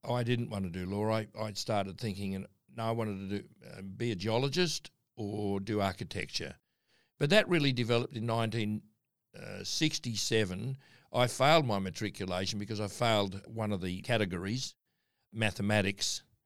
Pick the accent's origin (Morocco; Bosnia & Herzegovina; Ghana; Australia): Australia; Darwin, Northern Territory; moved away; also born or lived in Adelaide, Australia / Cranbrook / Christchurch / Western Australia; we were brought up in Darwin